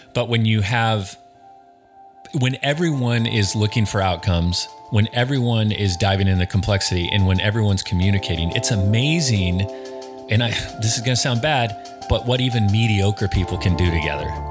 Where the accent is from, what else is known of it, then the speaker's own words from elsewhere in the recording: Snohomish, Washington, United States; I am, I am from Snohomish